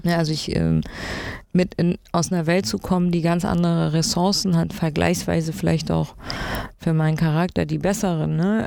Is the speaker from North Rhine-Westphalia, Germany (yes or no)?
no; Berlin, Germany; also born or lived in East Frisia; zum größten Teil bin ich in Berlin aufgewachsen, in allen möglichen Bezirken